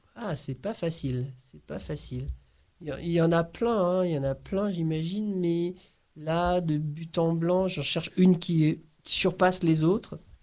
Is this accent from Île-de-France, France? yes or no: no; Corsica, France; now in Brittany, France; je suis d'origine corse, je suis né en Corse